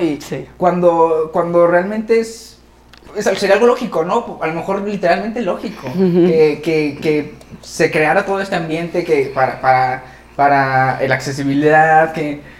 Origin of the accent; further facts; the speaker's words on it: Guadalajara, Jalisco, Mexico; Los dos somos de Guadalajara